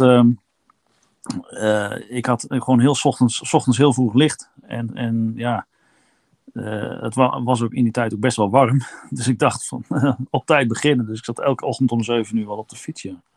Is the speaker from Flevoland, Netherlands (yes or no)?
no; Kampen, Overijssel, Netherlands; moved away; Ik kom uit Kampen